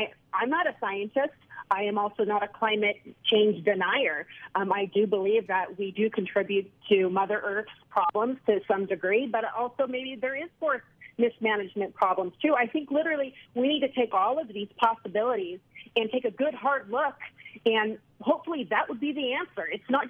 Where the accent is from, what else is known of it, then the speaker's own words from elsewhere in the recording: California, United States; I'm originally from Central California, where the Creek Fire was taking place.